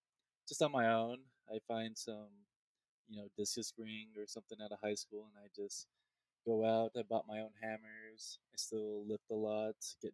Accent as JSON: {"language": "English", "town": "Show Low", "region": "Arizona", "country": "United States", "tie": "born or raised there", "also_born_or_lived": "Anchorage, Alaska", "moved": "as an adult", "lives_now": "Denver, United States", "said": "I grew up in the mountains of Arizona. It actually snows there."}